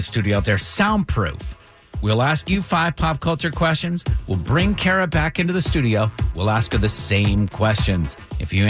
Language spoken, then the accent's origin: English; Brattleboro, Vermont, United States; moved away; my hometown where I was born, Brattleboro, Vermont